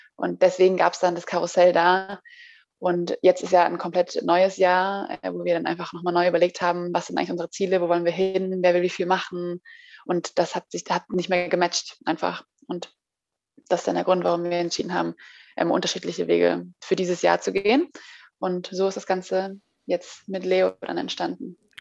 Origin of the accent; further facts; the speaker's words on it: Zurich, Switzerland; accent: Swiss German; also born or lived in Florida, United States; now in Berlin, Germany; ich äh, bin in der Schweiz geboren. Ich bin Schweizerin in Zürich und äh, amigs rede ich auch die Schweizerdeutsch